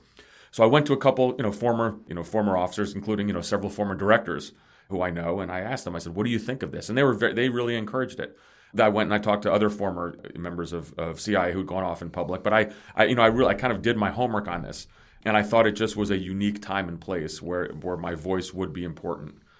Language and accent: English; New Jersey, United States; also born or lived in Greece / New York City; I grew up in New Jersey, so I'm not a native New Yorker